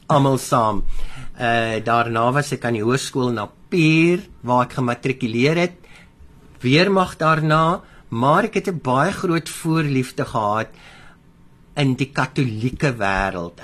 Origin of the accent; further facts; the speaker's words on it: Baardskeerdersbos, Western Cape, South Africa; Ek is op die plaas Remhoogte. So ja, ek is op 'n plaas gebore, nie in 'n hospitaal nie. Ehm um, naby Baartskeer is Bos, tussen Gansbaai en Baartskeer is Bos.